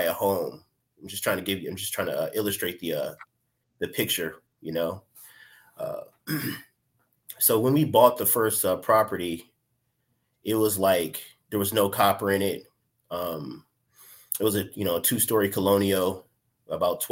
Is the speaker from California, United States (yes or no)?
no; Pontiac, Michigan, United States; also born or lived in Detroit, Michigan; I'm from Pontiac, Michigan. I've been staying in Michigan for my entire life